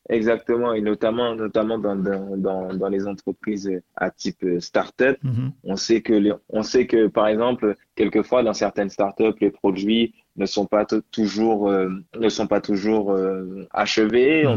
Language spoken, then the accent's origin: French; Guadeloupe; now in France; je suis de Guadeloupe.